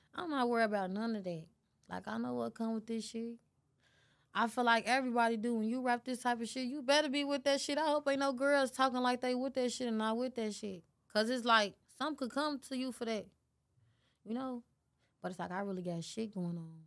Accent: Chicago, Illinois, United States; I'm from Chicago.

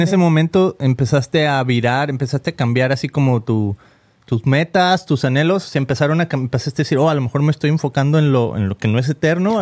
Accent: Mexico; now in United States; tenemos 16 años aquí en Estados Unidos y sin papeles. Entonces de repente yo pues me considero un mexicano

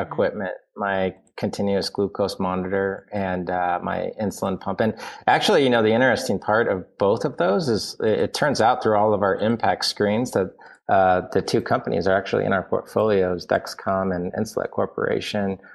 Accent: Indiana, United States; I grew up in Indiana

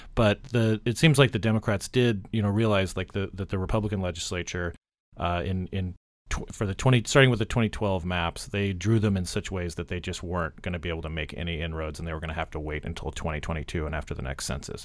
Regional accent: Arizona, United States; Arizona, my home state

